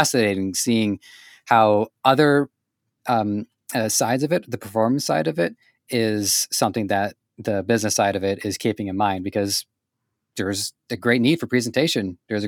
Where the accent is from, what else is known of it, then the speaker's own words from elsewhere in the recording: Canada; because I'm born and raised in Canada, and my running joke is that Canada is basically the United States wearing a helmet.